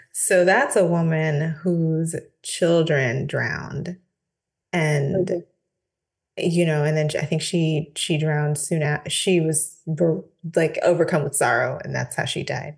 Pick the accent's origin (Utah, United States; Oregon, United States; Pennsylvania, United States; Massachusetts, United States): Oregon, United States; Portland; moved away; I grew up in Portland, Oregon, which is in the mm. northwestern part of the US